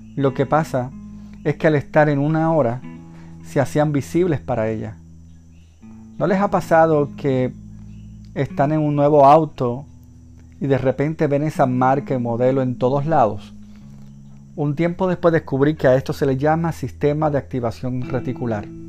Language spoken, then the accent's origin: Spanish; Puerto Rico; mi país, Puerto Rico